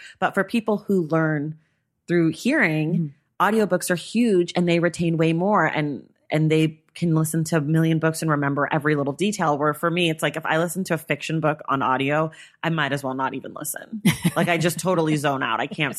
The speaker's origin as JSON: {"language": "English", "area": "Bay Area", "region": "California", "country": "United States", "tie": "born or raised there", "said": "But I grew up in the Bay Area."}